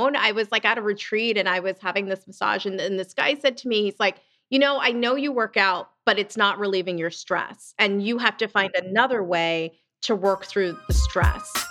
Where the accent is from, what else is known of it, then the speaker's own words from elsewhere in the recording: southern New Jersey, United States; also born or lived in Lancaster, Pennsylvania; I grew up in um, southern New Jersey. I'm from Lancaster, Pennsylvania, but we moved to Jersey when I was pretty young